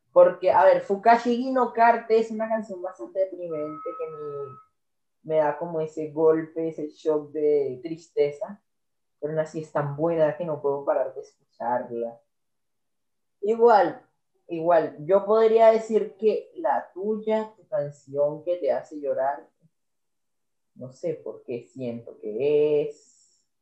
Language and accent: Spanish; Colombia; soy colombiano